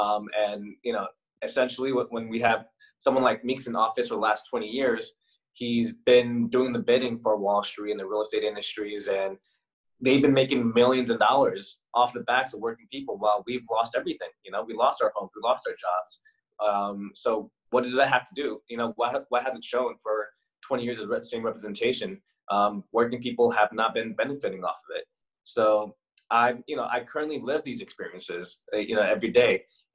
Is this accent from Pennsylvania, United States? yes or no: no; Queens, New York, United States; also born or lived in Bronx / New Jersey / Detroit; I was born in Queens, but ever since I was born, I'm moving around a lot from Queens to the Bronx, back to Queens. I've lived in Jersey for the early parts of my childhood, bounced around a lot over there.